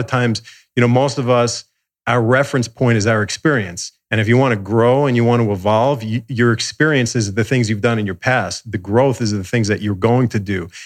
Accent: suburbs of New York, United States; moved away as an adult; also born or lived in Manhattan, New York; now in Los Angeles, United States; I grew up in the suburbs of New York

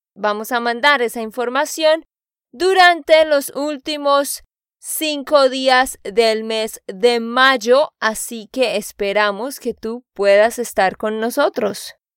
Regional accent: Santander, Colombia; de Santander, Colombia.

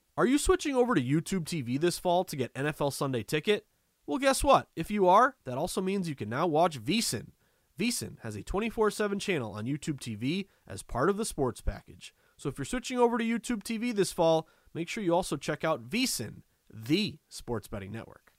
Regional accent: Massachusetts, United States; a diehard New Englander, uh, born and raised in Massachusetts

